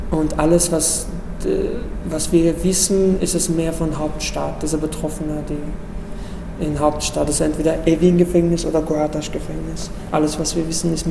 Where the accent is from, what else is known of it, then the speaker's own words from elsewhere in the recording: Iran; moved away as an adult; Ich komme ursprünglich aus dem Iran. Da habe ich im Iran angefangen, Theater zu, zu arbeiten. Als ich zwölf war, habe ich mit Fernsehen und Radio angefangen.